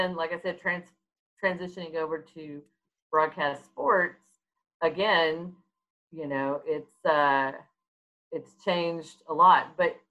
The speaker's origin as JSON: {"language": "English", "town": "Fort Worth", "region": "Texas", "country": "United States", "tie": "born or raised there", "said": "I was born and raised in Fort Worth, Texas."}